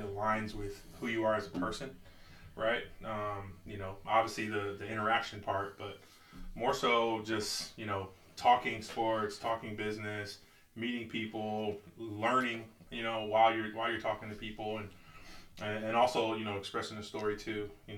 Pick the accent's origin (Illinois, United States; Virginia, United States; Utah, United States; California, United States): California, United States; San Diego; moved away as an adult; now in Seattle, United States; I happen to be from southeast San Diego